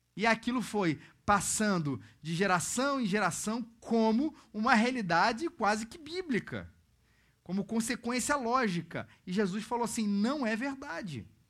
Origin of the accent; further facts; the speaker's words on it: Rio de Janeiro, Brazil; mesmo sendo carioca